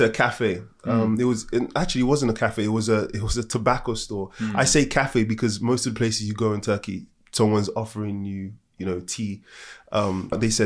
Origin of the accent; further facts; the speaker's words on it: Nigeria; I'm African and from Nigeria